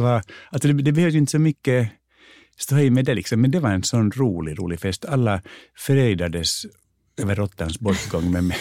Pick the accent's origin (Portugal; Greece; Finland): Finland; moved away; also born or lived in United States; jag är finlandssvensk